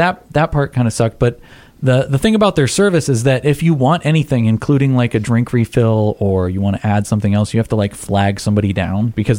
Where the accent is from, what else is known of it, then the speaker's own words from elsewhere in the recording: United States; as an American